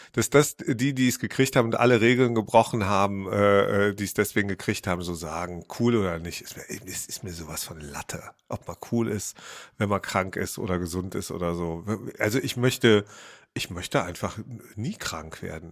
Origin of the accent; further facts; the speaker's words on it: Rhineland, Germany; ich bin ja Rheinländer